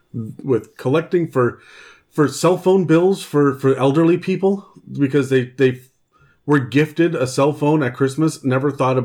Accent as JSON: {"language": "English", "town": "Vancouver", "region": "British Columbia", "country": "Canada", "tie": "born or raised there", "said": "My background, I was brought up in Sunday school and the church and whatnot as well. However, when we moved out here to Vancouver, I was six."}